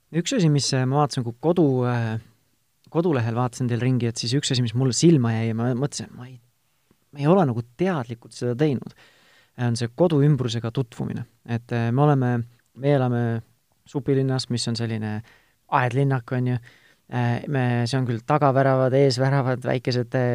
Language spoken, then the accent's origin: Estonian; Tartu, Tartu County, Estonia; ma ise olen Tartust pärit